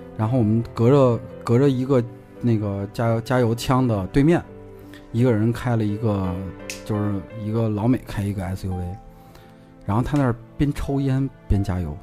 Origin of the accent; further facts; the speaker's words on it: Gansu, China; moved away; 我以前小时候是在甘肃的时候，然后爸妈是在化工厂